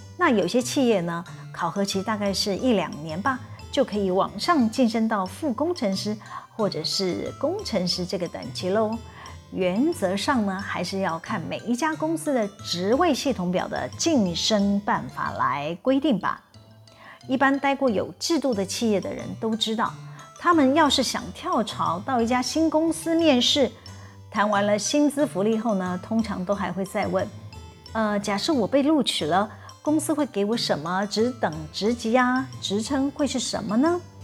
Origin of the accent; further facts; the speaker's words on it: Taiwan; 我们台湾人还真有创意呢